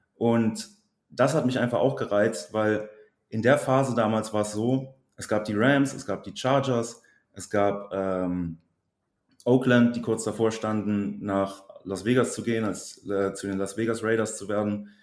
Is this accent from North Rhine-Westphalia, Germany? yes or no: yes; Bergisch Gladbach, North Rhine-Westphalia, Germany; also born or lived in Cologne; now in Trier, Germany; ich komme aus Köln bzw. aus Bergisch Gladbach, wohne aber mittlerweile in Trier